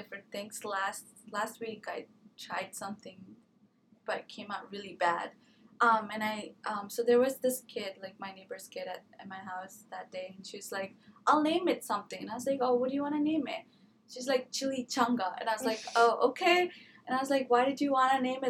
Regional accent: India; moved away; I'm from India

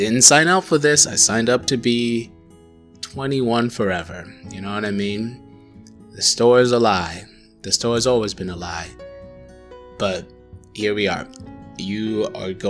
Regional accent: Tanzania; first language Swahili; English is a second language; moved away; I grew up in Tanzania. I grew up thinking in Swahili

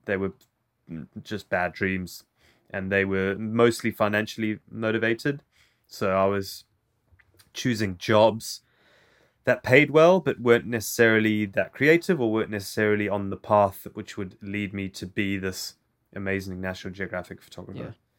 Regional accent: South Africa; first language English; moved away; also born or lived in Zimbabwe; I moved to South Africa when I was quite young

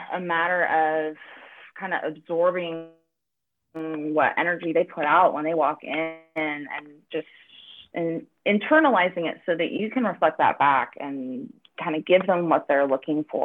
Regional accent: Northern California, United States; I was born and raised in Northern California and have been in San Francisco since 2006

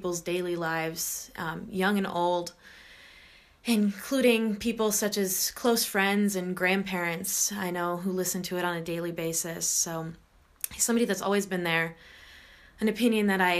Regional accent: Iowa, United States; I am from Iowa in the Midwest.

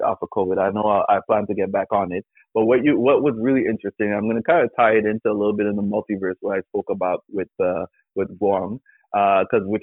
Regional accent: Canada; as a Canadian

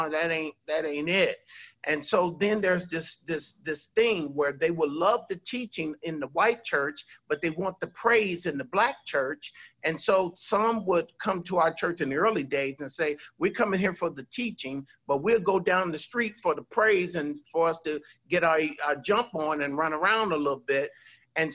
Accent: California, United States; now in Virginia, United States; when I came from Southern California to come to Virginia

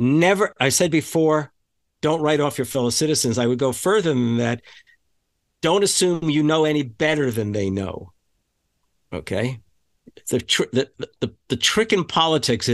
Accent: the New York area, United States; moved away as an adult; now in Wisconsin, United States; I grew up in the New York area, but I've been in this state of Wisconsin for 45 years now, which is far more than half of my life

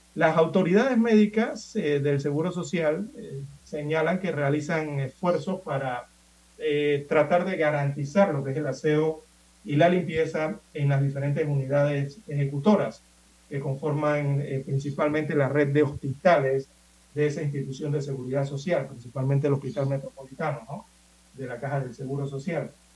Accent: Panama; yo soy de aquí, yo soy de Panamá

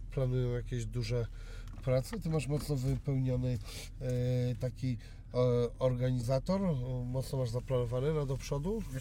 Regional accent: Ciechanów, Masovian Voivodeship, Poland; Ja jestem z Ciechanowa

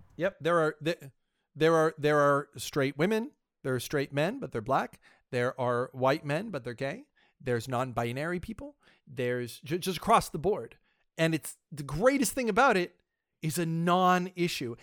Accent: Washington, District of Columbia, United States; I hail from the Washington, D C area. It's where I, it's where I'm sort of from.

